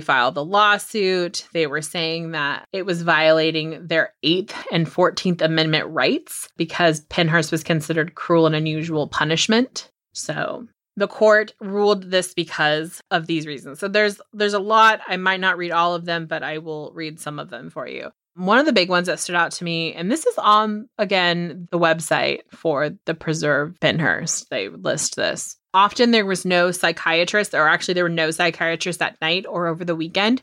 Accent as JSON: {"language": "English", "town": "Chester", "region": "California", "country": "United States", "tie": "born or raised there", "said": "I'm from Chester, California, like, that's where I was born."}